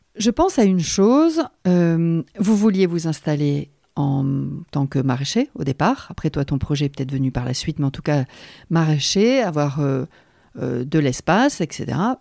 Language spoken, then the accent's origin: French; the North, France; moved away; on vient tous les deux du Nord